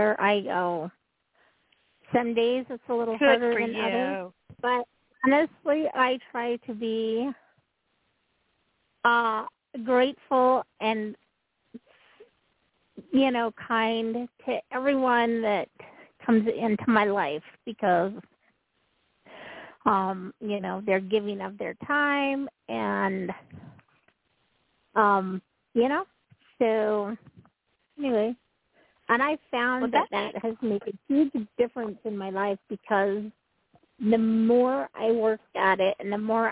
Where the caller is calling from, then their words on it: Utah, United States; I'm calling from Utah.